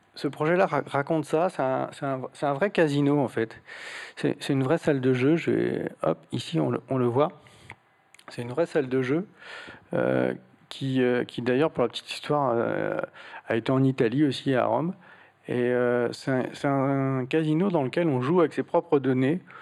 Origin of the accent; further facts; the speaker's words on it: Portugal; moved away; j'ai trouvé une église au, Portugal, là d'où je viens